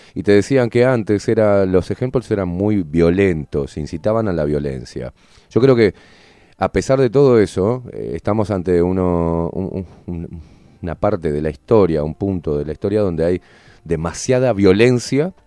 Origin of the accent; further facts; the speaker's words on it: Uruguay; nosotros como, uruguayos